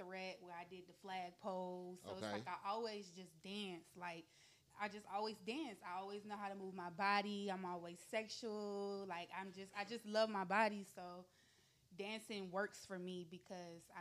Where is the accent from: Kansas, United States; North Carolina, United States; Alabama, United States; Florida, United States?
North Carolina, United States; Greensboro; moved away; I'm from Greensboro, North Carolina.